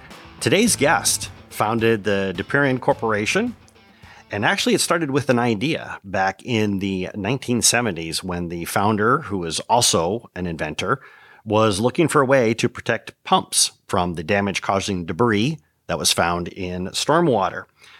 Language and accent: English; Michigan, United States; moved away; I'm on a quest to answer that exact question. After 20 years, I've returned to my native Michigan, and I'm looking to reconnect with my home state.